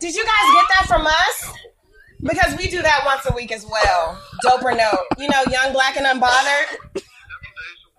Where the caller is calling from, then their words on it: Wheaton, Maryland, United States; I am calling from Wheaton, Maryland.